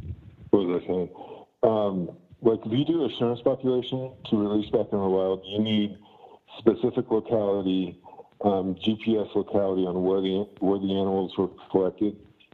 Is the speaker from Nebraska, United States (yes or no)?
yes; Nebraska, United States; moved away as an adult; also born or lived in Florida; I grew up in Nebraska.